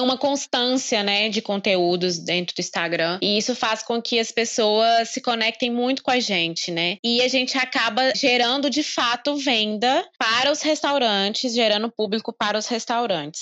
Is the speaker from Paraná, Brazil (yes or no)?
no; Caratinga, Minas Gerais, Brazil; also born or lived in Espírito Santo; somos da cidade de Caratinga